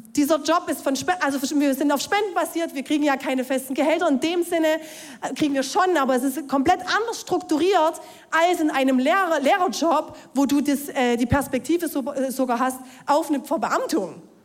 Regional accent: Ore Mountains, Saxony, Germany; Ich bin gläubig aufgewachsen im Erzgebirge

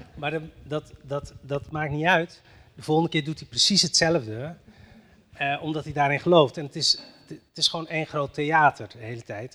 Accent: northern Morocco, Morocco; moved away; ik ben geboren in Marokko en eh, in, dat dorp waar ik vandaan kom, in het noorden van Marokko

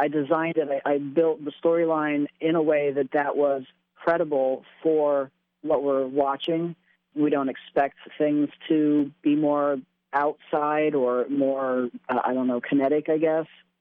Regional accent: Bloomsburg, Pennsylvania, United States; moved away; I'm from Bloomsburg. I was born and raised here.

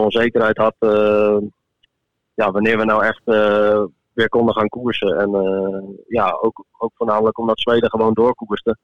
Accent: Netherlands; ik ben een Nederlander

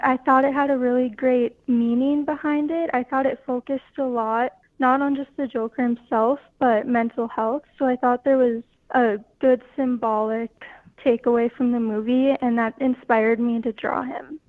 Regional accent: Goodridge, Minnesota, United States; I grew up in Goodridge, Minnesota

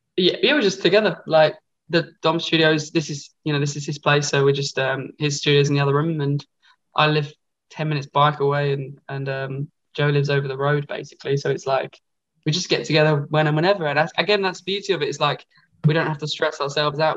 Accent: Essex, East of England, United Kingdom; I'm from Essex

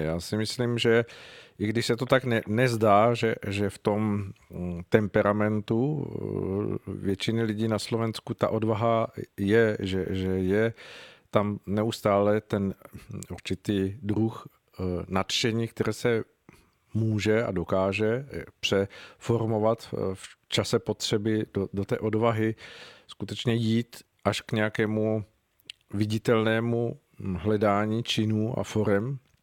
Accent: Czechia; jako Češi

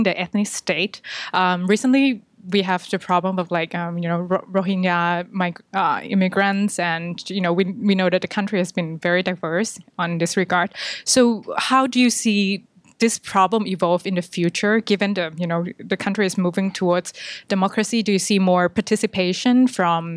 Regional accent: Thailand; I'm from Thailand

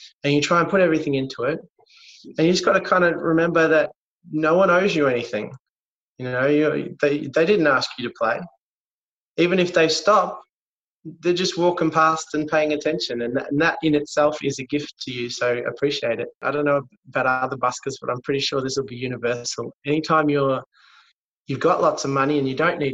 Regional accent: Melbourne, Victoria, Australia; I was born in Melbourne.

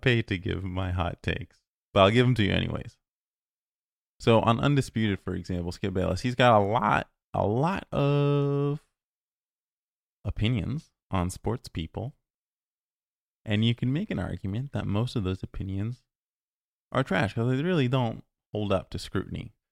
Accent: Ontario, Canada; moved away; I'm originally from Ontario

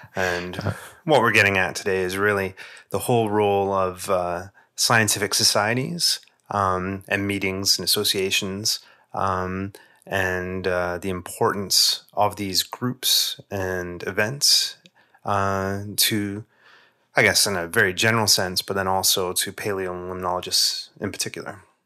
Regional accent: England, United Kingdom; as a kid growing up in England

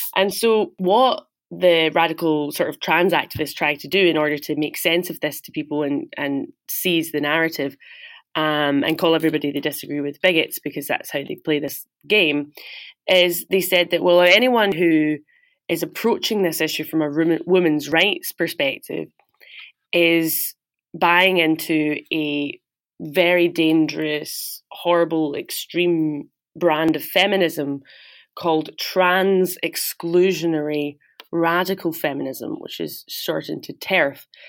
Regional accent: Glasgow, Scotland, United Kingdom; moved away as an adult; also born or lived in New York; I'm from Glasgow, Scotland, and I grew up there, went to school there

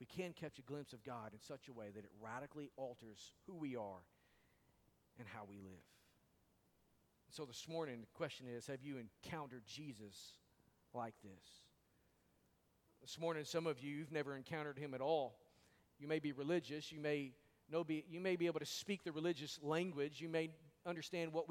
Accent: Arkansas, United States; moved away; I am from Arkansas. And we don't really speak very well over there sometimes.

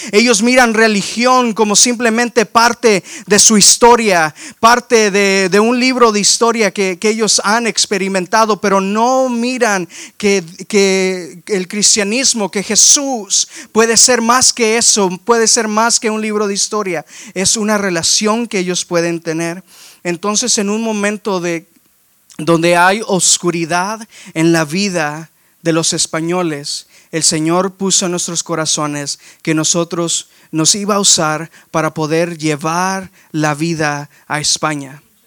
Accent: McAllen, Texas, United States; accent: español del valle; moved away as an adult; also born or lived in Waxahachie, Texas; now in Houston, United States; Yo nací, crecí aquí en, en, en McAllen, en en la gran ciudad y en la gran área que fluye de tamales y tacos, que es eh, el Valle de Texas

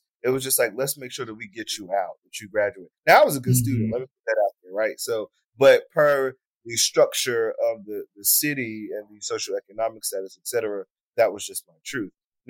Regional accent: Newark, New Jersey, United States; moved away as an adult; also born or lived in Irvington, New Jersey / South Carolina; I'm from Jersey. I'm from Newark. I'm from the inner city. And I was raised in Newark and in Irvington, New Jersey. So I call myself a Northerner that has been Southernized because I left Jersey to pursue my undergraduate and graduate education in the South.

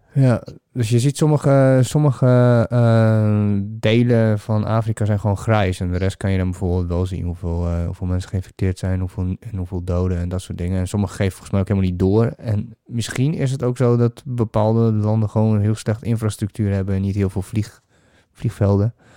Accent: Netherlands; nee, Holland

